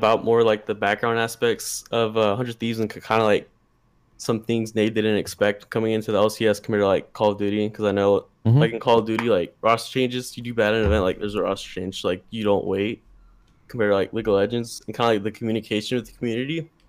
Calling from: Austin, Texas, United States; Austin, Texas.

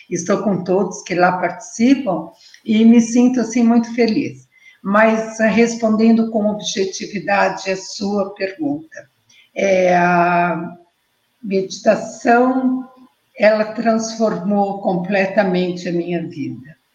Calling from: Blumenau, Santa Catarina, Brazil; Eu estou falando da cidade de Blumenau.

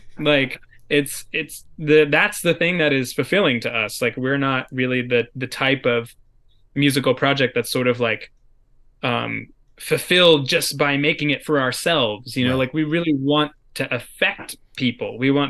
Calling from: New York, United States; because I'm calling in from New York, the woods of mid-state New York.

